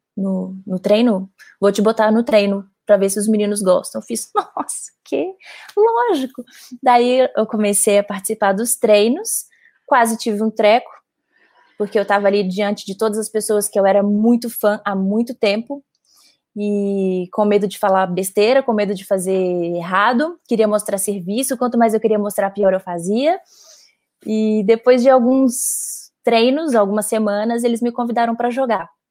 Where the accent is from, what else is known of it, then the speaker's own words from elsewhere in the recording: Belo Horizonte, Minas Gerais, Brazil; moved away as an adult; now in São Paulo, Brazil; eu sou de Belo Horizonte, é, mas moro em São Paulo há quase nove anos.